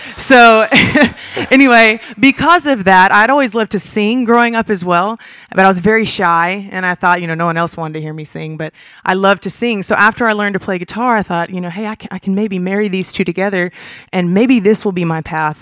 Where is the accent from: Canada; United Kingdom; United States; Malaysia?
United States; Huntsville, Alabama; I was born and raised in Huntsville, Alabama